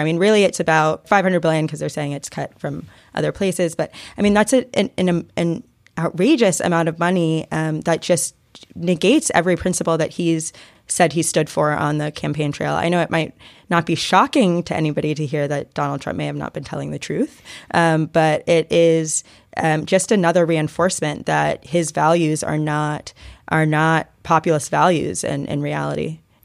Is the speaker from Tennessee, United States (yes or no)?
no; Atlanta, Georgia, United States; moved away; I'm from Atlanta and my parents live here